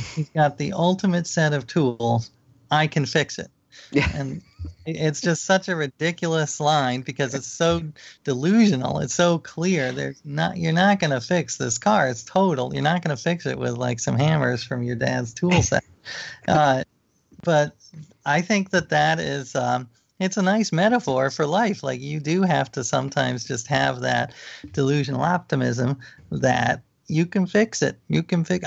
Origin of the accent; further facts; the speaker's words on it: New York City, New York, United States; I grew up in New York City